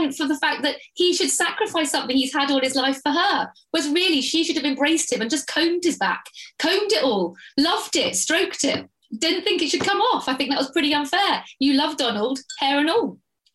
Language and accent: English; Surrey, South East England, United Kingdom; accent: posh; I was actually brought up in Surrey, and it's very hard to say Surrey without saying the posh accent.